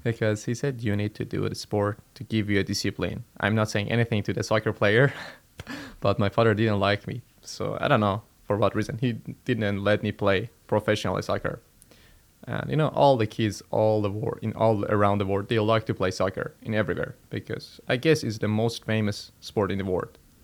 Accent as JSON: {"language": "English", "country": "Iran", "moved": "as an adult", "said": "I'm Iranian. I'm from Iran."}